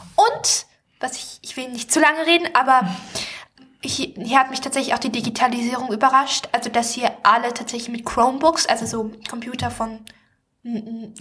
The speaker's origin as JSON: {"language": "German", "country": "Germany", "tie": "born or raised there", "moved": "yes", "lives_now": "Stavanger, Norway", "said": "ich bin ja nicht in der Stadt aufgewachsen, aber ich war natürlich in Wiesbaden oder auch mal in Frankfurt"}